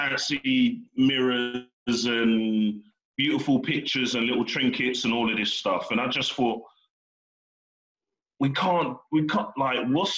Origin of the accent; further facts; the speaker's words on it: Slough, South East England, United Kingdom; I'm from Slough